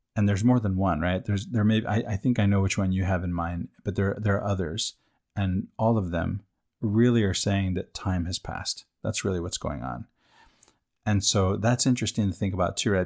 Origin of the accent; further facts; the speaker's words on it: United States; I, I'm American